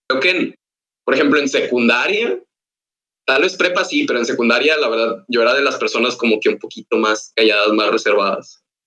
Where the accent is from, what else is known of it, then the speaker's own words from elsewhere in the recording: Ciudad Victoria, Tamaulipas, Mexico; accent: norteño; moved away as an adult; now in Monterrey, Mexico; Soy de Ciudad Victoria y actualmente estoy en Monterrey.